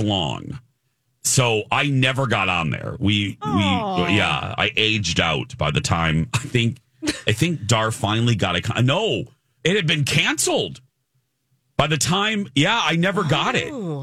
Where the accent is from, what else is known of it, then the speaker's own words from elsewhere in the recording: Chicago, Illinois, United States; moved away; growing up in the Chicago area, we received, obviously, Chicagoland television stations